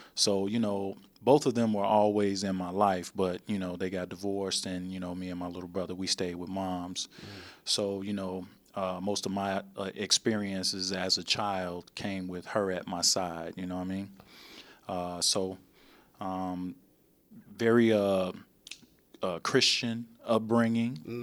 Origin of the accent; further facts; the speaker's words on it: Chicago, Illinois, United States; originally, I'm from Chicago